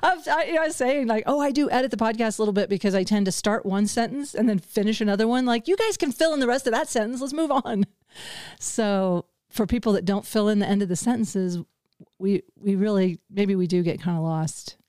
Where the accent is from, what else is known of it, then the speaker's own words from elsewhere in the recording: the Ozarks, United States; I come from the Ozarks and very conservative background